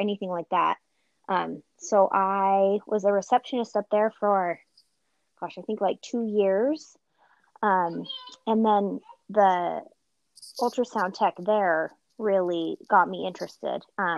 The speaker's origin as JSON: {"language": "English", "town": "Salt Lake City", "region": "Utah", "country": "United States", "tie": "born or raised there", "also_born_or_lived": "Millcreek, Utah", "said": "I grew up in Salt Lake City, Utah."}